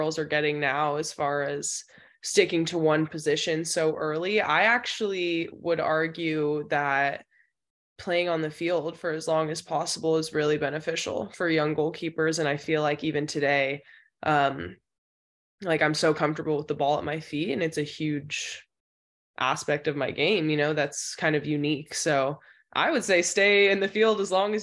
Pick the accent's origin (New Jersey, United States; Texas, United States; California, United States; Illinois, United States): California, United States; Danville; I'm from Danville, California. So I played at Mustang Soccer Club